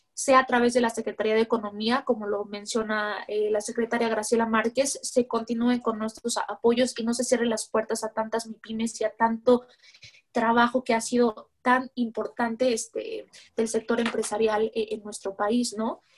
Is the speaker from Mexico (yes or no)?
yes; Mexico